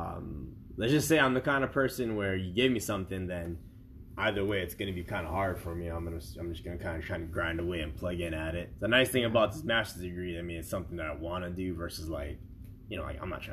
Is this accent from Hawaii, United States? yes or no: yes; Hawaii, United States; I'm from Hawaii